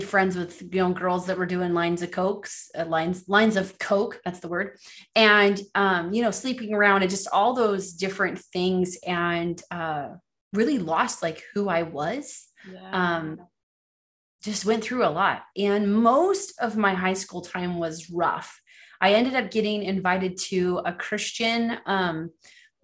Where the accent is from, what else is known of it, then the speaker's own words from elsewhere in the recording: Los Angeles, California, United States; being born and raised in Los Angeles, California